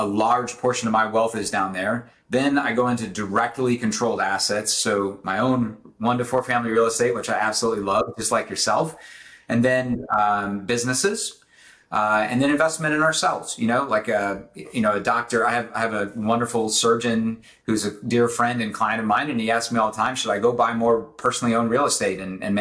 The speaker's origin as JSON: {"language": "English", "region": "Southern Illinois", "country": "United States", "tie": "born or raised there", "said": "I grew up in the Midwest in the late 70s, early 80s"}